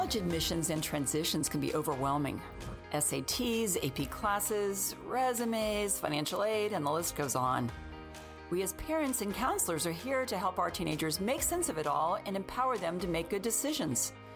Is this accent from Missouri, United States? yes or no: no; Florida, United States; Growing up in Florida as a teen